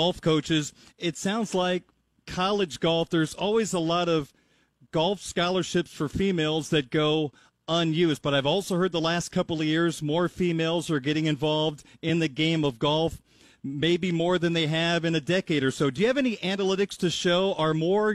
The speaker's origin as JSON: {"language": "English", "region": "Central Illinois", "country": "United States", "tie": "born or raised there", "said": "growing up in Central Illinois"}